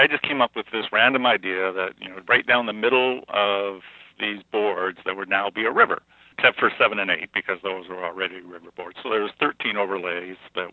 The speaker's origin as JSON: {"language": "English", "country": "Canada", "said": "being Canadian"}